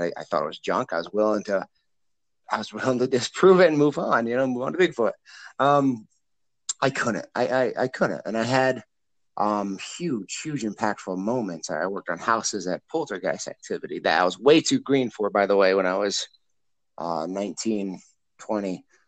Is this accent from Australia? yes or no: no; Illinois, United States; also born or lived in Iowa; born and raised in Illinois side, but I'm literally on the border